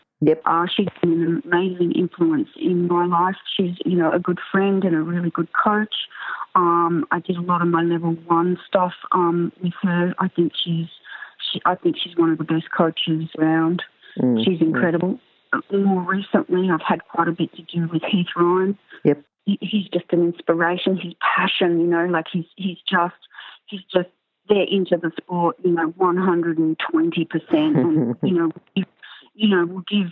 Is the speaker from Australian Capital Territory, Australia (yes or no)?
yes; Canberra, Australian Capital Territory, Australia; I grew up in Canberra and we all had high school friends had horses.